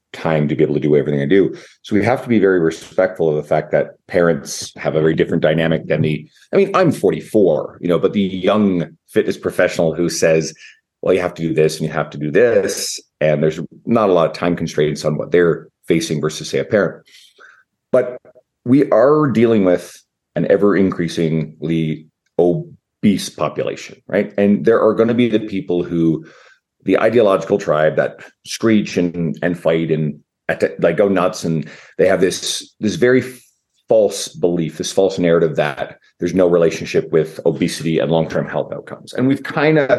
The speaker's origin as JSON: {"language": "English", "region": "Newfoundland and Labrador", "country": "Canada", "moved": "yes", "lives_now": "Edmonton, Canada", "said": "I'm in Edmonton, Canada, although I'm originally from the east coast of Canada, Newfoundland"}